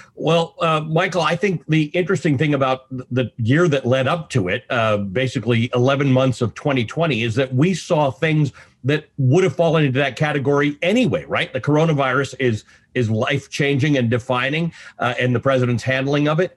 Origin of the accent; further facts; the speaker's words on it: Canada; also born or lived in Nairobi, Kenya; now in United States; I'm, I'm Canadian